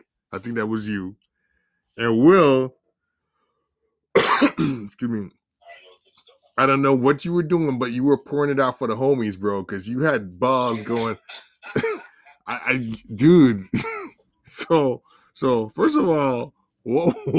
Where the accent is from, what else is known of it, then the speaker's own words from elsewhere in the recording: Jamaica; As a Jamaican